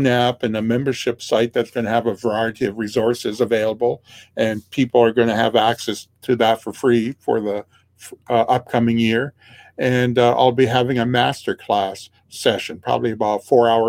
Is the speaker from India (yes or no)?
no; Regina, Saskatchewan, Canada; I'm from Regina, Saskatchewan, Canada